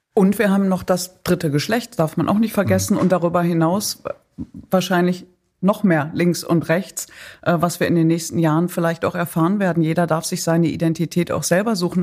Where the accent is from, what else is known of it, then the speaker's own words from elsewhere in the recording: Datteln, North Rhine-Westphalia, Germany; moved away; wenn ich in meine Heimat fahre, nicht in den Irak, sondern nach Datteln in Nordrhein-Westfalen